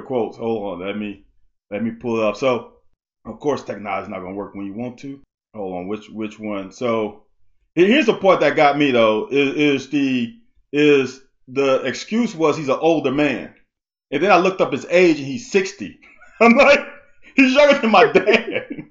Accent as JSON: {"language": "English", "town": "Baton Rouge", "region": "Louisiana", "country": "United States", "tie": "born or raised there", "also_born_or_lived": "Mississippi", "said": "I was born in Mississippi. And after I was born, I think I was a couple years old, and my parents moved down to Baton Rouge"}